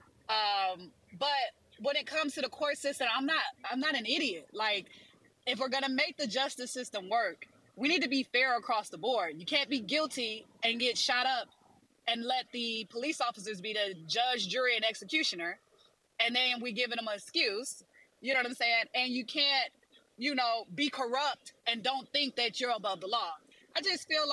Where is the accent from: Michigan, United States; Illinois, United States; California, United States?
Michigan, United States; Detroit; I'm from Detroit.